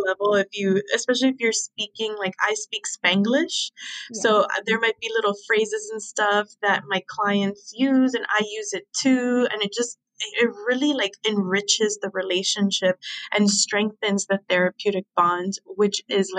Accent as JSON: {"language": "English", "town": "Miami", "region": "Florida", "country": "United States", "tie": "born or raised there", "also_born_or_lived": "Philadelphia", "moved": "yes", "said": "I was so lucky to grow up in Miami. Like, that's my hometown."}